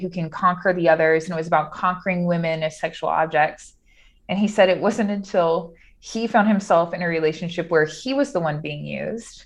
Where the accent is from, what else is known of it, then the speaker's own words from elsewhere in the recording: Cajun, Louisiana, United States; also born or lived in Rome, Italy; I'm Cajun by culture